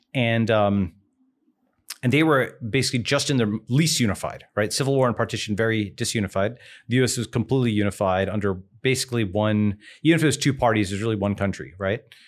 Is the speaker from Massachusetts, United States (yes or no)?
no; Long Island, New York, United States; moved away; born on Long Island, grew up in New York